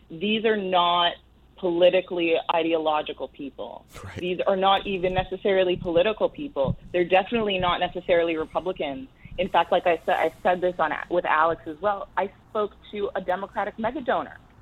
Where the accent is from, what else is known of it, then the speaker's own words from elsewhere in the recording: Canada; now in New York City, United States; I come from Canada